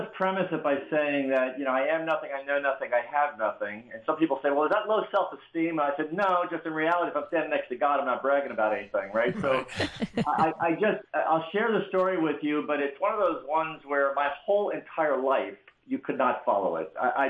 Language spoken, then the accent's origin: English; Bronx, New York, United States; Now, I have to tell you, I'm from the Bronx, New York. Cons and hustles happen really fast.